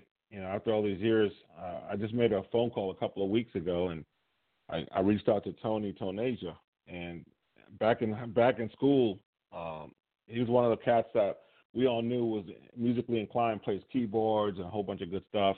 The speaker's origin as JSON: {"language": "English", "region": "New York", "country": "United States", "also_born_or_lived": "Puerto Rico", "moved": "yes", "lives_now": "Fredericksburg, United States", "said": "I'm actually from New York originally. Well, actually from Puerto Rico. Then New York. But I reside currently in Virginia now"}